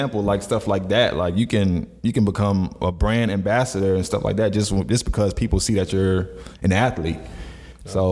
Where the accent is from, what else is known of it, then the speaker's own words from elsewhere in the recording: Florida, United States; growing up in Florida